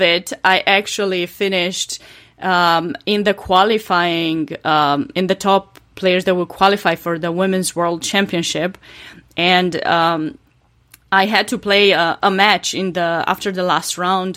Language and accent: English; Romania; English is a second language; moved away as an adult; now in North Carolina, United States; I was born and raised in Romania to a chess family